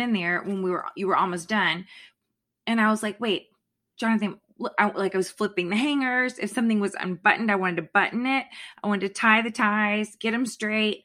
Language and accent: English; Florida, United States; now in Virginia, United States; I grew up in Florida.